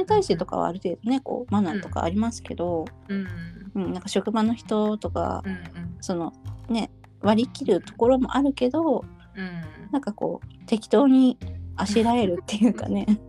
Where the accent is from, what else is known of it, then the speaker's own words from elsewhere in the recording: Kyushu, Japan; 自分の実家の九州